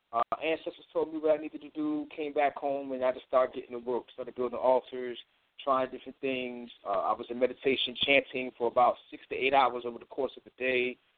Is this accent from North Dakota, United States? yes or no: no; Long Island, New York, United States; I'm originally from Long Island, New York